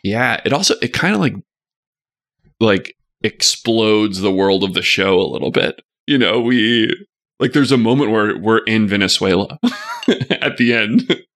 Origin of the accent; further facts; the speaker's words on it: Arkadelphia, Arkansas, United States; growing up there